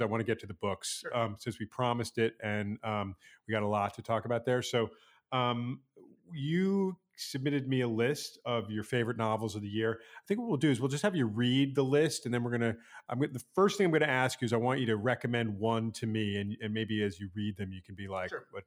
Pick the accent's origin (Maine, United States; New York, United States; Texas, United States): New York, United States; New York City; I grew up on the Upper East Side.